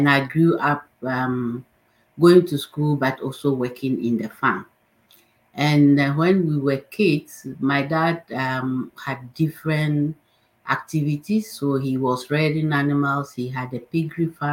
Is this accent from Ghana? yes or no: yes; northern Ghana, Ghana; I grew up in the northern part of Ghana